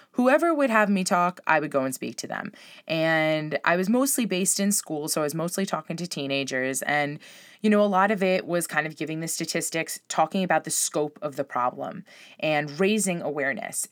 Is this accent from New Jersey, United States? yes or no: no; Long Island, New York, United States; also born or lived in Spain; I grew up on Long Island